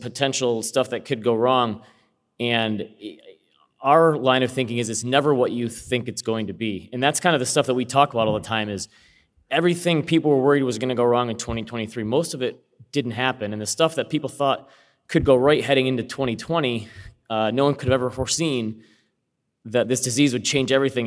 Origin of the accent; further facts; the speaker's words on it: Michigan, United States; I'm a fellow Midwesterner here. I'm from, I'm from Michigan.